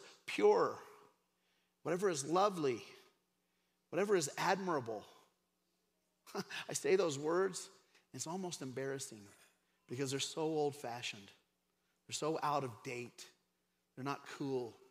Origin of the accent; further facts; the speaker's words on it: Craig, Colorado, United States; I grew up in Craig, Colorado in a trailer park